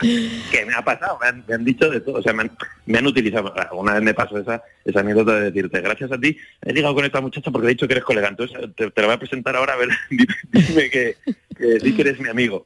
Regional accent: Zaragoza, Aragon, Spain; moved away as an adult; also born or lived in Madrid; me vine luego a estudiar a Madrid, yo soy de Zaragoza

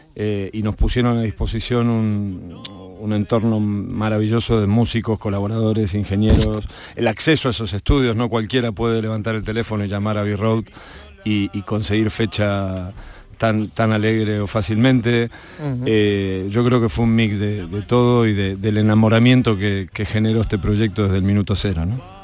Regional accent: Argentina; como buen argentino

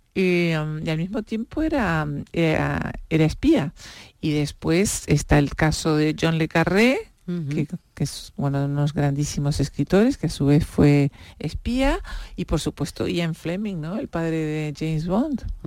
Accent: Uruguay; now in Spain; yo vengo un país diminuto, en Uruguay somos cuatro millones de habitantes

